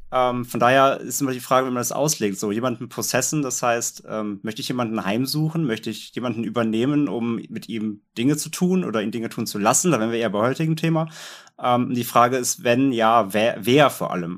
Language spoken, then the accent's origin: German; the North, Northern Germany, Germany; ich komme ja aus dem Norden